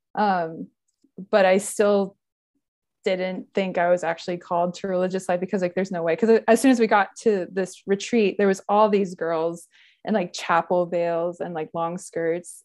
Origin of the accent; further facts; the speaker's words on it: Gainesville, Florida, United States; also born or lived in Ohio; I grew up in Gainesville, Florida